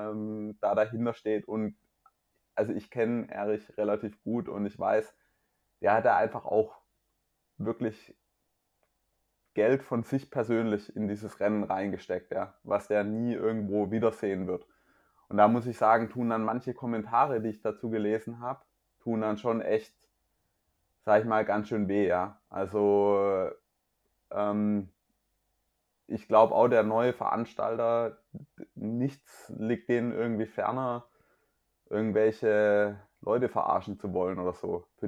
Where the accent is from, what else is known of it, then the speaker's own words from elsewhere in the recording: Mühlacker, Baden-Württemberg, Germany; Mühlacker Triathlon, den du ja auch schon gewonnen hast der ist, Stimmt. Äh, in, meiner, in meiner Heimatstadt